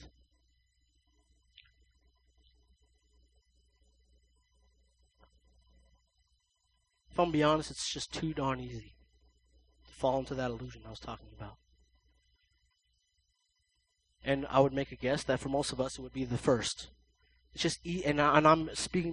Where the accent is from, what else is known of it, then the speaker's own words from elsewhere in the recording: United States; we're the United States